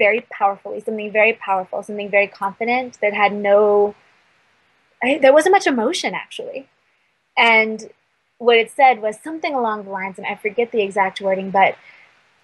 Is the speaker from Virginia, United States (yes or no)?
yes; Virginia, United States; now in Sedona, United States; I grew up in Virginia